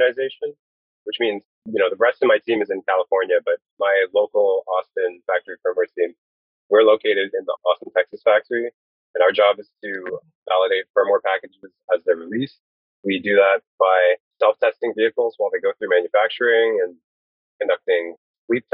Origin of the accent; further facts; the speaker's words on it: Brampton, Ontario, Canada; I'm originally from Brampton, Ontario